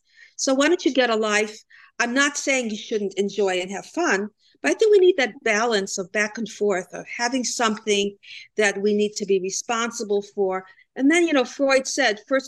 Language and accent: English; Cleveland, Ohio, United States; also born or lived in Germany; now in New Jersey, United States; I was brought up in Cleveland, Ohio.